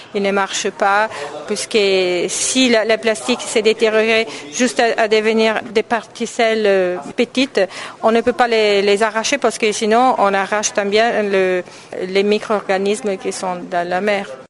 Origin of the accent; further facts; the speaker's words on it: Italy; je suis italienne, artiste italienne